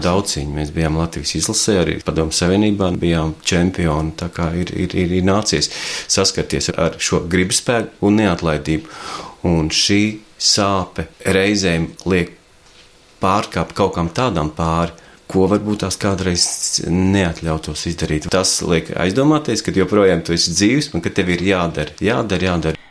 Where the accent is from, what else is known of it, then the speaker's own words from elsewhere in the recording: Latvia; mēs beidzot esam latvieši